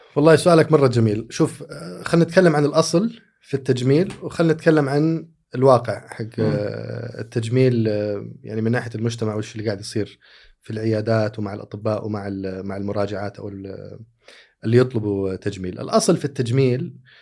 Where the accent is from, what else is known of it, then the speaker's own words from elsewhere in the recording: Saudi Arabia; عندنا ك... كسعوديين